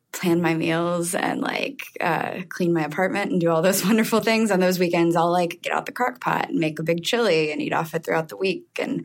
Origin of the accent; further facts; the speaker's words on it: the South, United States; now in New York, United States; I'm from the South, so for me, food is a very important part of your life and experiences.